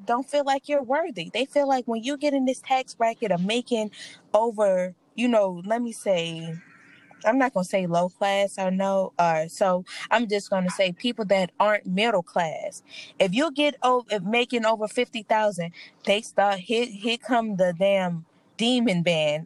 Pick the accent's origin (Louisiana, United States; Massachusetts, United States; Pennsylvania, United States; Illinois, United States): Louisiana, United States; New Orleans; I'm from New Orleans